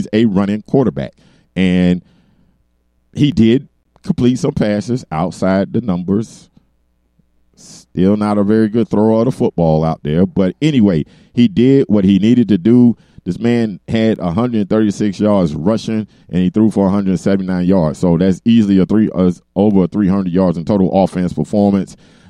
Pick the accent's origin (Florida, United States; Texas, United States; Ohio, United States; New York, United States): Florida, United States; Miami Gardens; moved away; they're going to play it down in my hometown at a stadium that's not too far from where I grew up, in Miami Gardens.